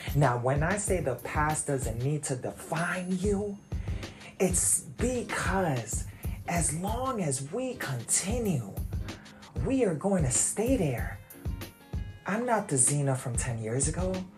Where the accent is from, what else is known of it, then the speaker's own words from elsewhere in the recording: New York, United States; moved away as an adult; now in Virginia, United States; I'm from New York, so it wasn't really the hood